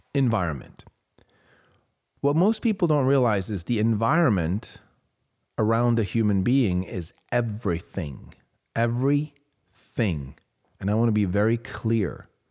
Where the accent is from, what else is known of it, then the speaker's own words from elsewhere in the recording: Switzerland; moved away; I grew up in Switzerland.